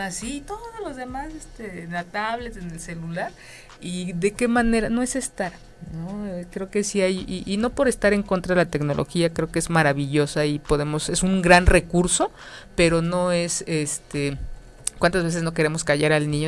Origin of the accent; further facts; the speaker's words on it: Mexico; como mexicanos